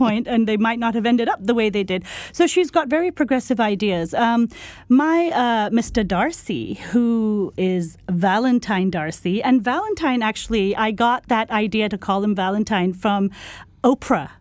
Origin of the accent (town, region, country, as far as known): Pakistan; born or raised there; moved away